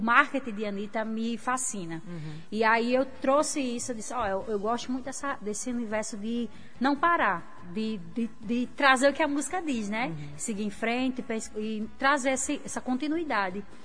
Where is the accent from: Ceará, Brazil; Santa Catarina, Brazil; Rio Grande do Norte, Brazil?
Rio Grande do Norte, Brazil; Natal; also born or lived in Areia Preta; Eu nasci e me criei no bairro de Mãe Luísa. Hoje eu moro em Areia Preta.